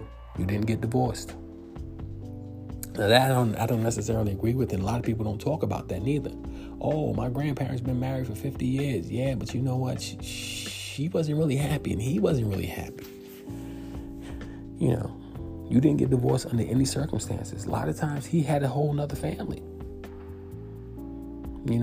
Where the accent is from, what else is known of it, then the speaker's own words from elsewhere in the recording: New York, United States; I grew up in New York